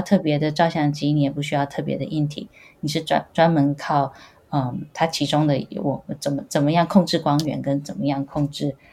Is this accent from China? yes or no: no; Taiwan; moved away as an adult; now in Boston, United States; 我是在台湾长大，然后，呃，清华大学材料系毕业的